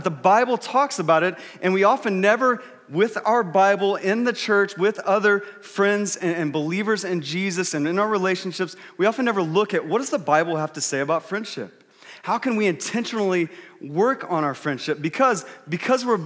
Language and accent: English; Texas, United States; moved away; I grew up in Texas, and whenever I go back to Texas, typically in the summer, my family, we go back for about 2 weeks.